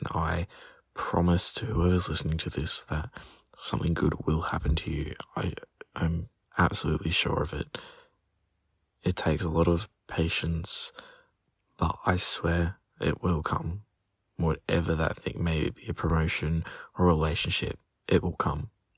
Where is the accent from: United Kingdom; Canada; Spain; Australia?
Australia; I'm from Australia.